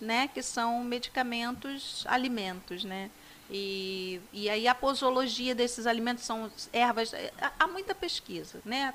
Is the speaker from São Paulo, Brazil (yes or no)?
no; Magé, Rio de Janeiro, Brazil; no Colégio Estadual de Magé, que foi onde eu me criei